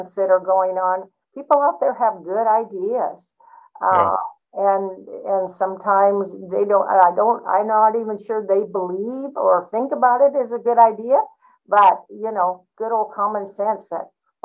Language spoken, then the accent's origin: English; Alaska, United States; we're both from Alaska